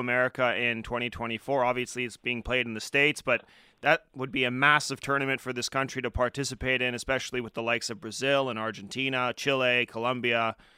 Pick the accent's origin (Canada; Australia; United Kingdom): Canada; As a Canadian